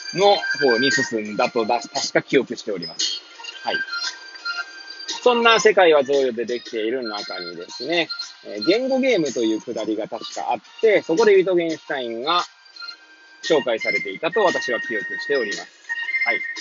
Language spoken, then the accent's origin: Japanese; Hachioji, Tokyo, Japan; moved away as an adult; now in Kamaishi, Japan; 八王子生まれ、八王子育ち。震災の前の年から釜石で働くポンコツ